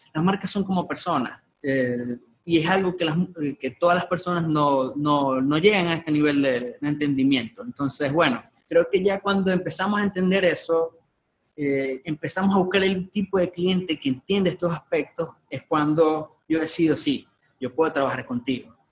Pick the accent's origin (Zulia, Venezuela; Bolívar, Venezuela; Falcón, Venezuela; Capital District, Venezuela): Zulia, Venezuela; Maracaibo; yo nací acá en Maracaibo